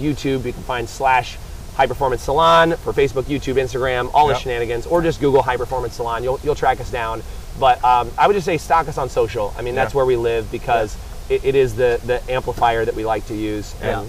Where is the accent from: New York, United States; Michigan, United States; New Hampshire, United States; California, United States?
California, United States; accent: American English; I always tell people I have the, like, American English, or the movie English. Because I'm from California, right? So I guess the movie English.